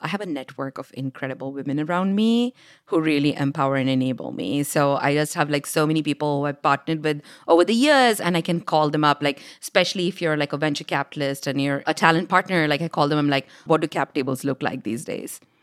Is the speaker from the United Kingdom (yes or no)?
no; India; moved away; growing up in India as this little girl who loved engineering